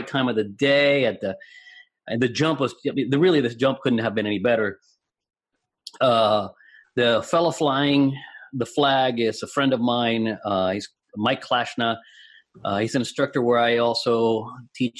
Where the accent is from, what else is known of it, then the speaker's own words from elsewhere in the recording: Puerto Rico; English is a second language; moved away; my hometown in Puerto Rico